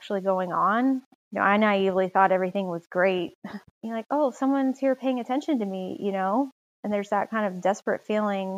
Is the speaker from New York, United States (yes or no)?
no; Charlotte, North Carolina, United States; I was born and raised in Charlotte, North Carolina